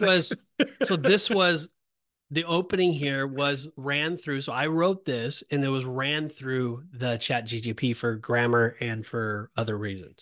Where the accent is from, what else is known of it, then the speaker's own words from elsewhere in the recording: West Coast, United States; I'm from West Coast